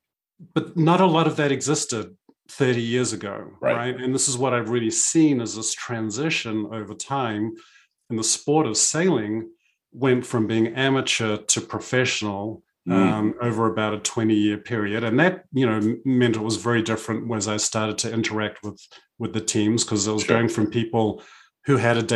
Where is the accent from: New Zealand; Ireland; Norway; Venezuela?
New Zealand; I grew up in New Zealand, sailing with my parents and my family.